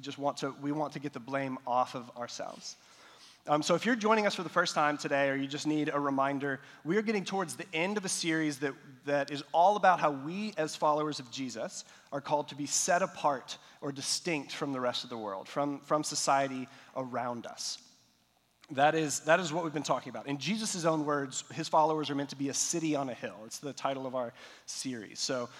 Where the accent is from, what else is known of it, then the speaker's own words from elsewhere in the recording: Nepal; So I've mentioned before that I grew up in South Asia. And so in Nepal, all the houses, they have flat roofs, concrete buildings, and all that.